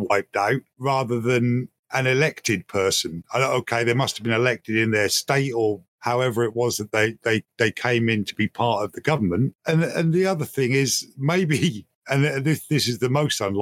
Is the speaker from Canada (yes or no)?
no; United Kingdom; I'm British. I don't know if you can tell from my accent